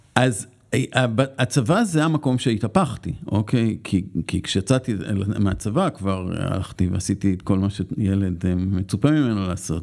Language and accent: Hebrew; Tel Aviv, Tel Aviv District, Israel; אני גדלתי בצפון תל אביב